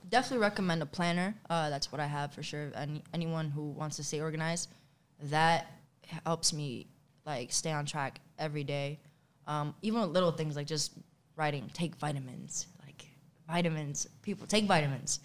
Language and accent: English; New York City, New York, United States; also born or lived in Bronx, New York; I grew up in Queens my entire life